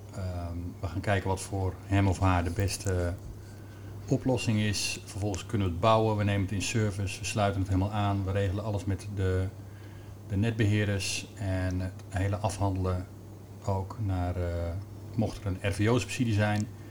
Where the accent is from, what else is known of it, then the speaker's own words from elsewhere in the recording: Amersfoort, Utrecht, Netherlands; ik kom zelf uit Amersfoort